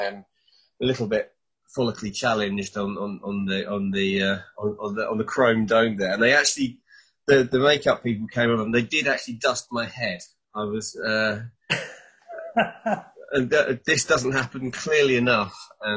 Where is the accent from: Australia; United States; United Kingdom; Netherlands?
United Kingdom; Burgess Hill, South East England; I'm actually from Burgess Hill originally